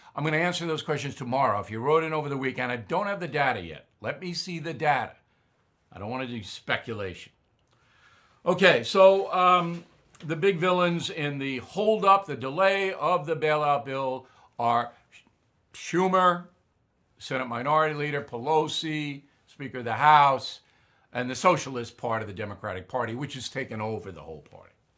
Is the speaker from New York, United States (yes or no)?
yes; Long Island, New York, United States; my hometown on Long Island